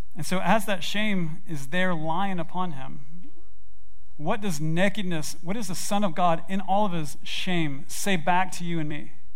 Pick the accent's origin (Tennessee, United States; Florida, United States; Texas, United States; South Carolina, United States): Tennessee, United States; Memphis; I grew up in Memphis, Tennessee, in Germantown